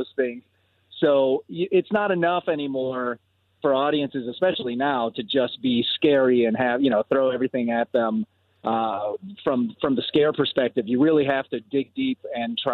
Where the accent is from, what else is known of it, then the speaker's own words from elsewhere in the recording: Puerto Rico; I was born in Puerto Rico